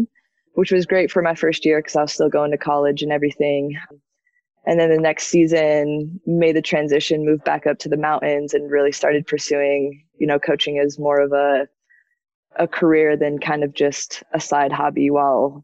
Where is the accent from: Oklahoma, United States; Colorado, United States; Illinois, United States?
Colorado, United States; Breckenridge; also born or lived in Denver; I grew up in the Summit County area, like Breckenridge, Keystone